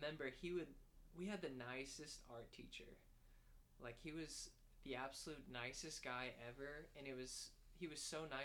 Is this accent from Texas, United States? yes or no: yes; Arlington, Texas, United States; moved away as an adult; now in Fayetteville, United States; we're both from Arlington, Texas